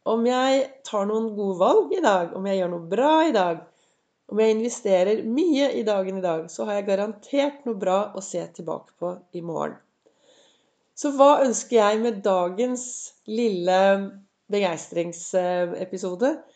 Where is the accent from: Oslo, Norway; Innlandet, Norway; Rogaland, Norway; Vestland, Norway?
Oslo, Norway; nærmiljøet der jeg vokste opp. Og så syklet jeg opp til Gaustad sykehus.